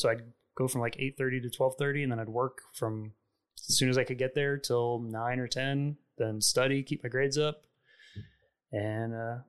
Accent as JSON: {"language": "English", "town": "Fort Worth", "region": "Texas", "country": "United States", "tie": "born or raised there", "also_born_or_lived": "Kansas / Saudi Arabia", "said": "So I moved around a little bit, like before I was five. We got here when I was about 5 years old to Fort Worth. And we moved around a little bit. I was born in Kansas. We moved to Saudi Arabia."}